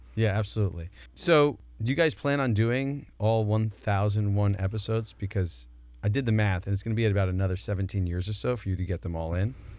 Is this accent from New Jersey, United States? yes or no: yes; Northern New Jersey, United States; I live and I grew up in Northern Jersey